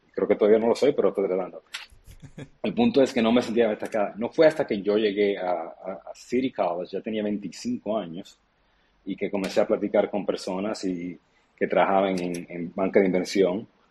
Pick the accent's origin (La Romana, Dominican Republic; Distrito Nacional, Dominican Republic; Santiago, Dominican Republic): Distrito Nacional, Dominican Republic; Santo Domingo; now in United States; Yo soy dominicano, nací en Santo Domingo ahora mismo, de hecho, ah, y yo crecí recibiendo remesas de mi padre en Estados Unidos. Luego, cuando emigré a Estados Unidos